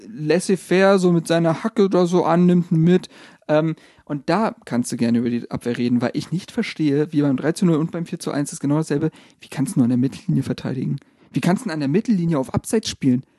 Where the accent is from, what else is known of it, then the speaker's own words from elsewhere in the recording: Berlin, Germany; als gebürtige Berliner